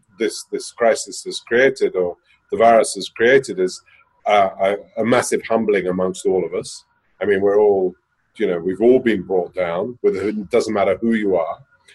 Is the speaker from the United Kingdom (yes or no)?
yes; London, United Kingdom; we're all from London